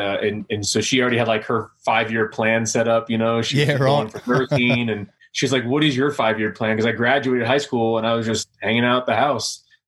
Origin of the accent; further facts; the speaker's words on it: Los Angeles, California, United States; I'm originally from Los Angeles, California.